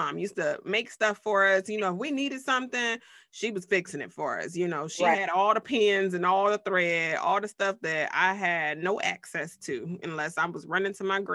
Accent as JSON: {"language": "English", "town": "Youngstown", "region": "Ohio", "country": "United States", "tie": "born or raised there", "said": "we were growing up in Youngstown"}